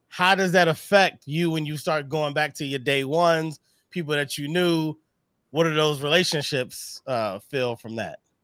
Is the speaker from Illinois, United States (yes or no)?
no; Missouri, United States; we're both from Missouri